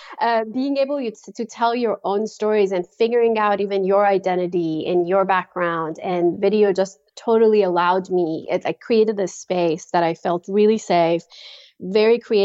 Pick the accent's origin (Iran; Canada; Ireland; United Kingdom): Iran; moved away as an adult; now in Virginia, United States; I was born and raised in Iran